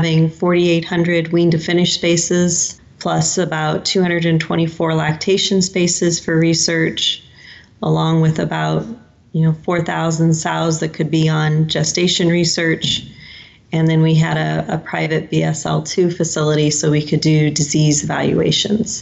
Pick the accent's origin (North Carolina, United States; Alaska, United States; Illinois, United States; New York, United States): Illinois, United States; Central; I grew up in Central Illinois, and my family is still there today